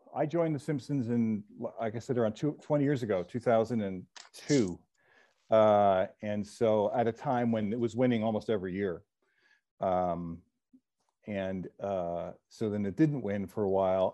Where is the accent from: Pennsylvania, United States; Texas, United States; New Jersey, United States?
New Jersey, United States; I grew up in New Jersey